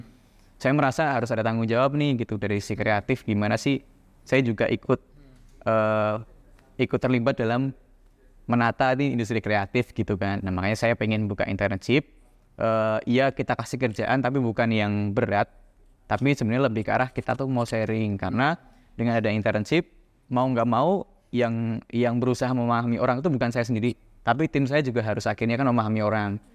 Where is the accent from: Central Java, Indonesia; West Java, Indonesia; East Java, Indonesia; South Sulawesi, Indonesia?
Central Java, Indonesia; Ambarawa; dulu aku lahir tuh di Ambarawa Semarang kan. Nah dari kecil tuh aku tuh siap sore sama pagi tuh terbiasa harus nimba air nih di sumur